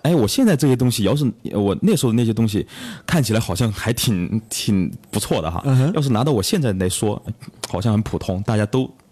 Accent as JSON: {"language": "Chinese", "area": "Zhong County, Huangjin village, Daling township", "region": "Chongqing", "country": "China", "tie": "born or raised there", "said": "老家。啊，我喜欢中县。啊，中县，黄金村，大岭乡"}